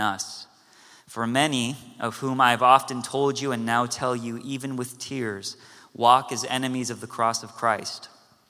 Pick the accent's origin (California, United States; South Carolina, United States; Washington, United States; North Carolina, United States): California, United States; Cerritos; also born or lived in Korea; I grew up in Cerritos, California